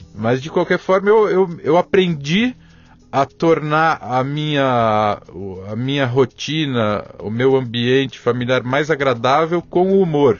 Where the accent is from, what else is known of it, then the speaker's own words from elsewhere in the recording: São Paulo, Brazil; nasci aqui em São Paulo, sou Isso. paulistano sou um paulistano realmente convicto